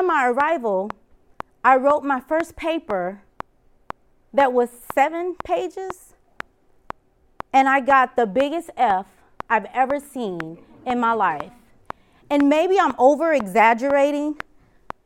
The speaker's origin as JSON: {"language": "English", "town": "Kansas City", "region": "Missouri", "country": "United States", "said": "I'm from Kansas City"}